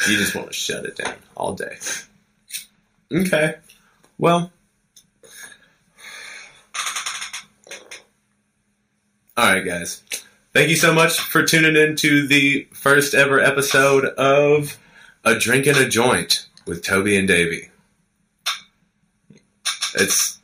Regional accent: United States; I am an American

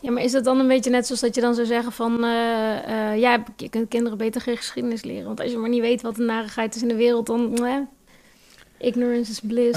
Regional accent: Nijmegen, Gelderland, Netherlands; moved away; ik kom uit Nijmegen oorspronkelijk

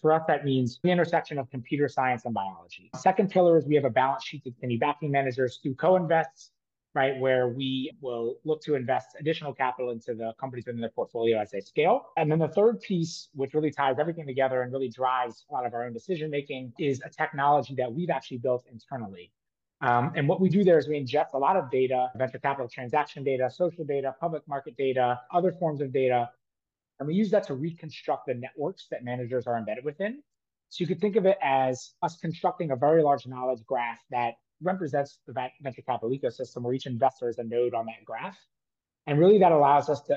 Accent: New Orleans, Louisiana, United States; moved away as an adult; also born or lived in Australia; now in New York, United States; I grew up in New Orleans.

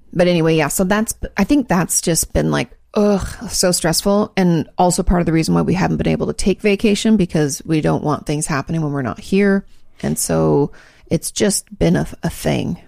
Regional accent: West Coast, United States; moved away; I grew up in the West Coast where states are large

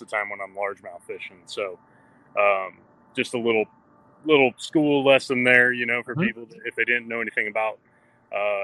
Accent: California, United States; I grew up in California, throwing a lot of spinning reels out there

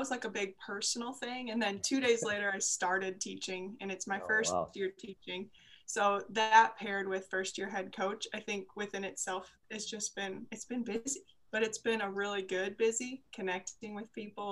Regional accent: Cedar Rapids, Iowa, United States; I grew up in Cedar Rapids, Iowa

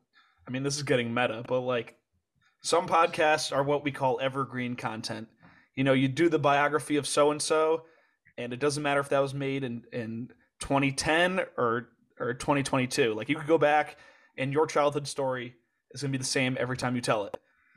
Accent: Connecticut, United States; I'm from Connecticut

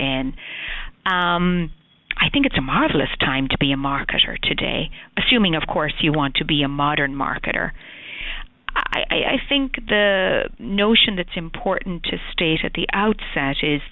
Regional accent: Ireland; moved away as an adult; now in United States; As the accent probably portrays, I was born in Ireland, I've been in the States 20 years

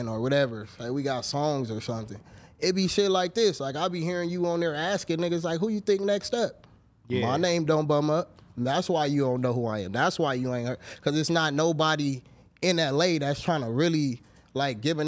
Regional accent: Los Angeles, California, United States; I'm from Baldwin Village, California. If y'all don't know what that is, the jungles

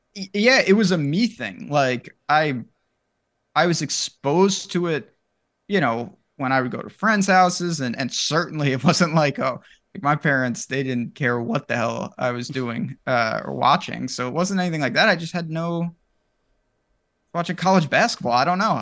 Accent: New York, United States; I'm from New York

